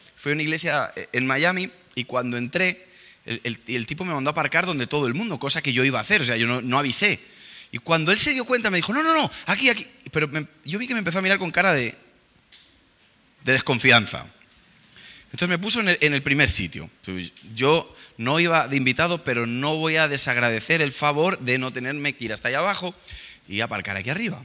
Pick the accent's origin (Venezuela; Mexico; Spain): Spain; nosotros venimos de aquí de España